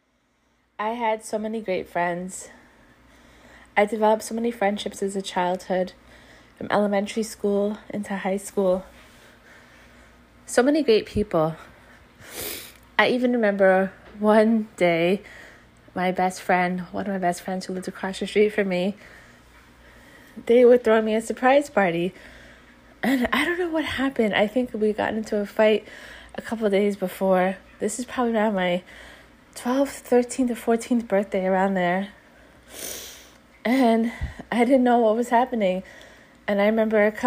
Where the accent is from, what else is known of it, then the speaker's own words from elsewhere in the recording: Long Island, New York, United States; I grew up here on Long Island